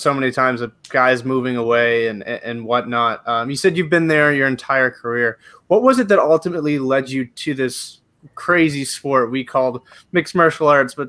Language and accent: English; Canada; accent: Canadian; Obviously, I'm Canadian. If you can't tell from the accent, I'm Canadian.